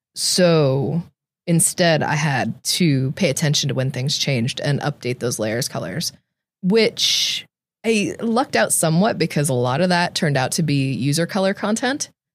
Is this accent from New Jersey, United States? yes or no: no; Tracy, California, United States; I grew up in Tracy